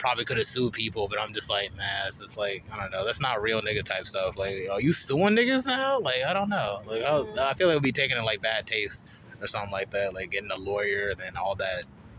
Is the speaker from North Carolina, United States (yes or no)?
yes; Charlotte, North Carolina, United States; I grew up on the East.